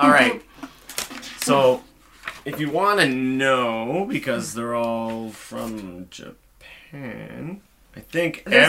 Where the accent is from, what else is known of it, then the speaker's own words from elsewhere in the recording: Toronto, Ontario, Canada; also born or lived in British Columbia; now in Mississauga, Canada; I was born in Toronto. You know, I lived in Toronto for a long time.